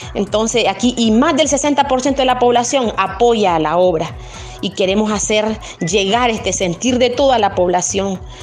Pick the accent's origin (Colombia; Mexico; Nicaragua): Nicaragua; San José de Cusmapa, Madriz